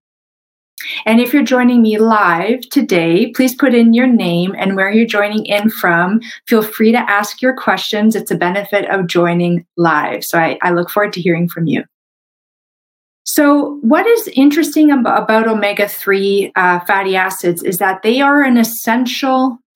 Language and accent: English; Canada; I'm a Canadian medical doctor